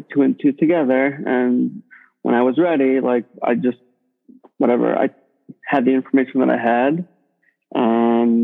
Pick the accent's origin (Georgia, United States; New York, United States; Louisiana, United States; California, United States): New York, United States; New York City; I grew up in Brooklyn